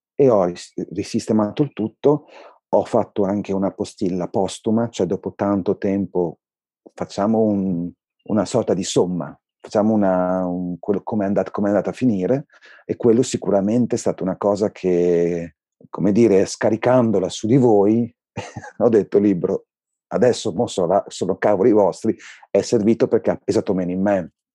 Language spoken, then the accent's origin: Italian; Bologna, Emilia-Romagna, Italy; Io non ho scelto di vivere a Bologna perché sono di Bologna.